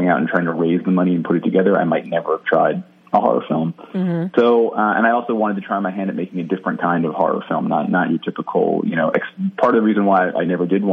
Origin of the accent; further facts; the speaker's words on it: Jersey City, New Jersey, United States; I'm from Jersey City originally, which is like right outside New York City